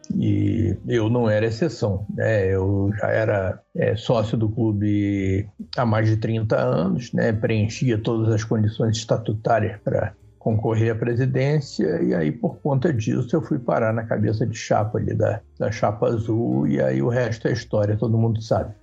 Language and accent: Portuguese; Rio de Janeiro, Brazil; Eu morava perto do Maracanã, morava, fui criado ali na Tijuca